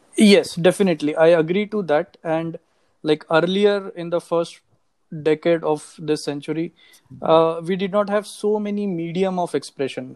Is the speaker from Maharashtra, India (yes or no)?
yes; Nagpur, Maharashtra, India; moved away as an adult; also born or lived in Singapore; now in Hyderabad, India; I am basically from Nagpur